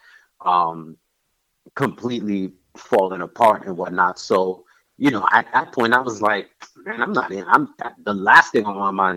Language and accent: English; New York, United States; moved away as an adult; also born or lived in Caribbean / Virginia; being from the Caribbean, growing up in New York